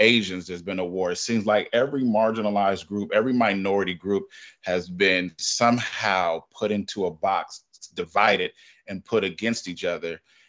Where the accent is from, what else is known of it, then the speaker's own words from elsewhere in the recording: California, United States; I grew up in that. You know, I grew up in California. I watched the crack epidemic.